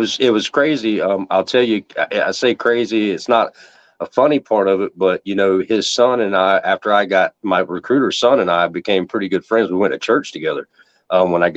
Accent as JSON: {"language": "English", "region": "Outer Banks of North Carolina", "country": "United States", "tie": "born or raised there", "said": "I grew up in the Outer Banks of North Carolina, right on the coast."}